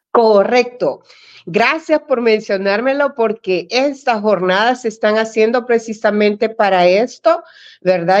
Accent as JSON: {"language": "Spanish", "country": "El Salvador", "moved": "yes", "lives_now": "Washington, United States", "said": "a nosotros como salvadoreños"}